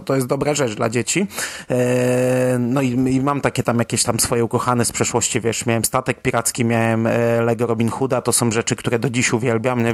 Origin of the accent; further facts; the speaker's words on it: Poland; dorastając w trochę innej epoce biedy w Polsce